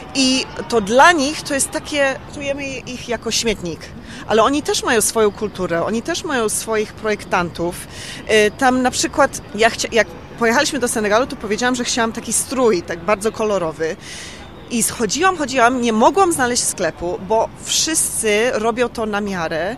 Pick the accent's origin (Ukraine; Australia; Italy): Australia; also born or lived in London, United Kingdom; now in Warsaw, Poland; w Australii, tam gdzie skąd pochodzę